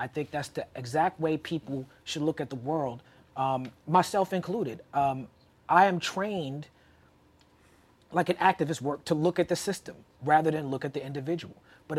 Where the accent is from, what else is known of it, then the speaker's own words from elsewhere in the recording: New York City, New York, United States; me being a black kid growing up in Brooklyn